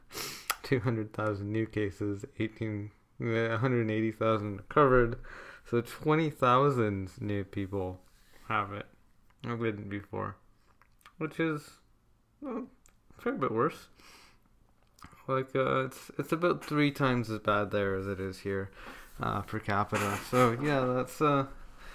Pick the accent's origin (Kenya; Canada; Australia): Canada; my home country of Canada